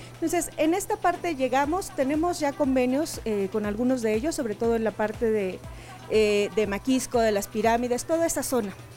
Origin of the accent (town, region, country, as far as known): Mexico